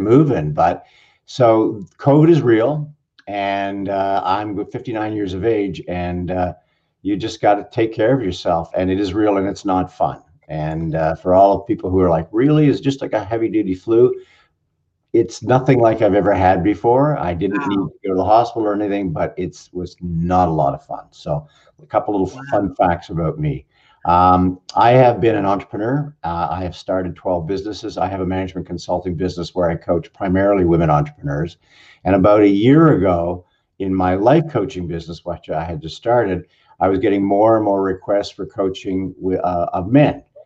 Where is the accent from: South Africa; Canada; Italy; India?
Canada; now in Southern California, United States; I'm a Canadian. I'm in Southern California